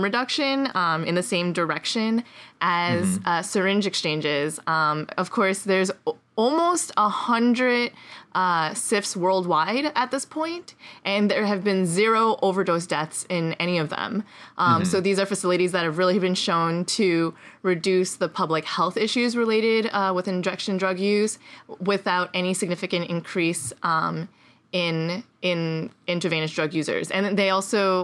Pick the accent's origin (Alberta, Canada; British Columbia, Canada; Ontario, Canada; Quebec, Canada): Quebec, Canada; Montreal; moved away; also born or lived in Boulder; Montreal, which is my hometown